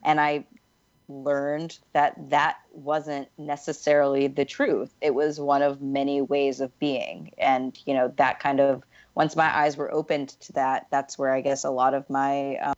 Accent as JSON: {"language": "English", "region": "the South", "country": "United States", "accent": "Southern", "said": "I, for example, when I was 16, I got rid of my Southern accent. Like, I used to, like, my whole family speaks a lot more like traditional Southerners."}